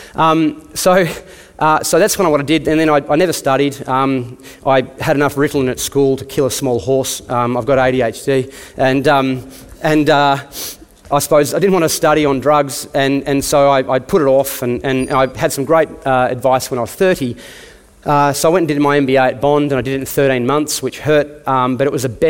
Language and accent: English; Tasmania, Australia; moved away as an adult; I grew up in Tassie on farm. Like a lot of Tasmanians, I turned 18, finished school and got the hell out of there